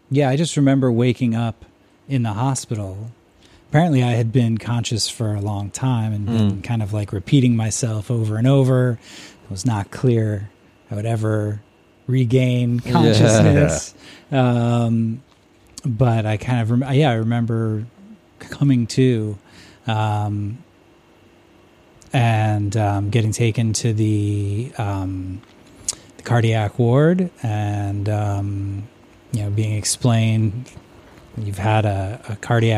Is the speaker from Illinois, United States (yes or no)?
yes; Chicago, Illinois, United States; moved away as an adult; also born or lived in Omaha, Nebraska; now in St Andrews, United Kingdom; Grew up in Chicago